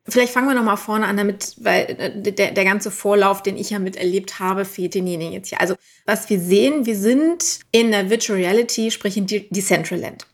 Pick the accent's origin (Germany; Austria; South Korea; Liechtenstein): Germany; Düsseldorf, North Rhine-Westphalia; ich bin ja aus Düsseldorf